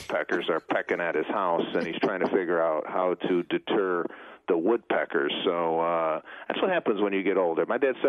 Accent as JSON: {"language": "English", "town": "Chicago", "region": "Illinois", "country": "United States", "moved": "yes", "lives_now": "Los Angeles, United States", "said": "when I came out here from Chicago in 1998, I knew nobody, not one soul. My my sister and I took my Plymouth 1991 Laser and drove from Arlington Heights to L.A., and then I flew her back to Chicago"}